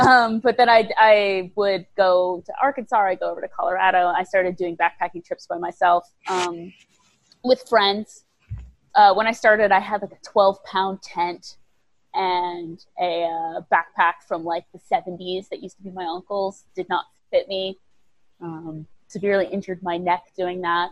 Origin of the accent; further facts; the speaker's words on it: Nebraska, United States; moved away as an adult; also born or lived in Bangkok, Thailand / Italy; I grew up in Nebraska